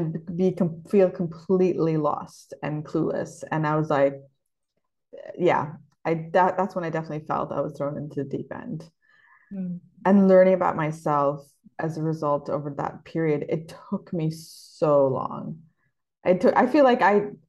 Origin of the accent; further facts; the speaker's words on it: Bangladesh; now in London, United Kingdom; growing up in Bangladesh, you have such a sheltered life